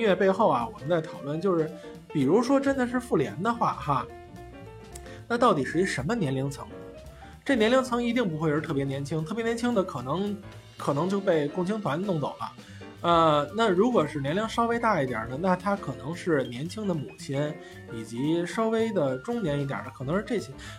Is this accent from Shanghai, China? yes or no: no; Beijing, China; 有一句话啊，我们北京人有句话叫“刺猬还说自个儿孩子光溜呢”。